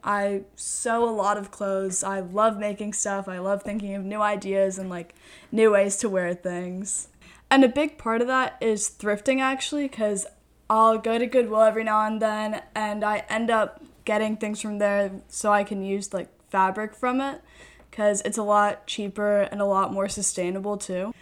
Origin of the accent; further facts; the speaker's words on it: Washington, District of Columbia, United States; I'm from Washington, D C